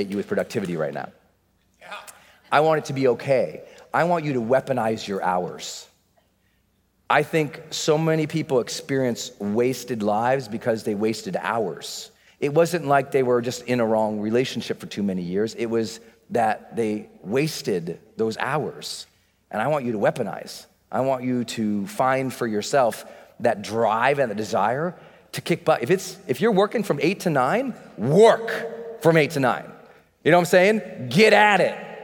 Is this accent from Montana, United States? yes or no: yes; Montana, United States; I'd been born and moved us back to Montana where he grew up. And I grew up in Montana